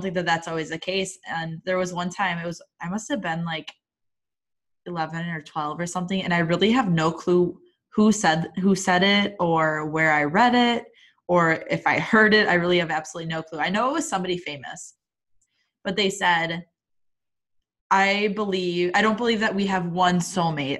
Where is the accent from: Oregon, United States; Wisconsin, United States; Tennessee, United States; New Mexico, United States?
Wisconsin, United States; I'm from Wisconsin and still live in Wisconsin, have my entire life